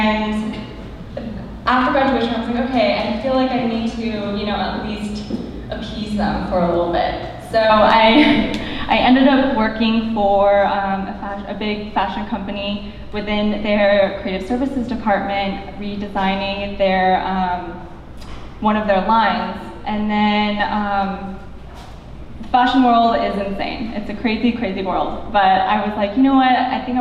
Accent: Culver City, California, United States; was born and raised in Culver City.

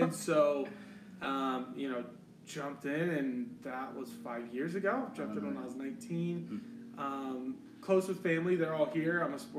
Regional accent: Colorado, United States; Born and raised in Colorado.

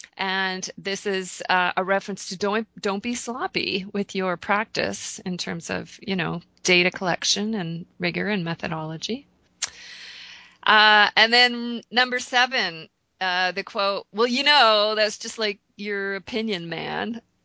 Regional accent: Canada; I'm Canadian

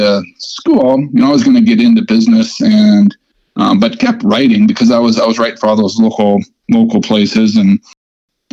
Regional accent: South Dakota, United States; I grew up in South Dakota

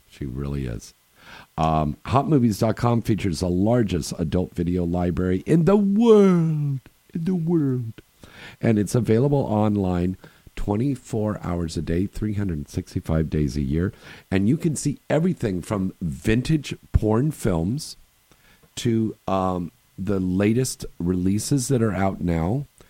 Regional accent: Bay Area, California, United States; we're both from the Bay Area.

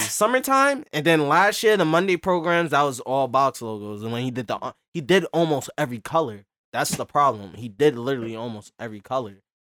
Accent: New York, United States; We're from Brooklyn

